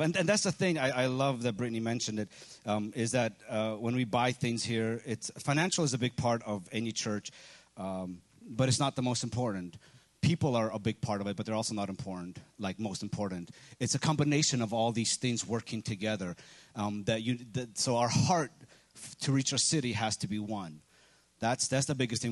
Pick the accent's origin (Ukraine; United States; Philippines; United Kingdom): Ukraine; moved away; I'm from Ukraine